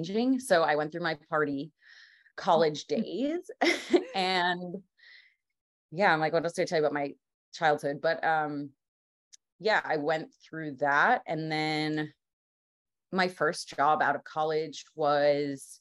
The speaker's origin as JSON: {"language": "English", "region": "New York", "country": "United States", "tie": "born or raised there", "said": "I'm from New York, grew up like 45 minutes north of the city"}